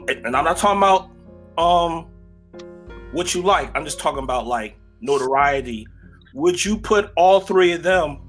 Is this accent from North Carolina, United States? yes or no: yes; North Carolina, United States; I'm from North Carolina